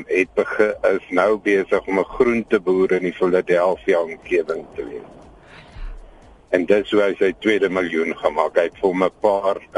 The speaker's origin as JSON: {"language": "Afrikaans", "town": "Somerset West", "region": "Western Cape", "country": "South Africa", "said": "Ek is kom van Somerset West af."}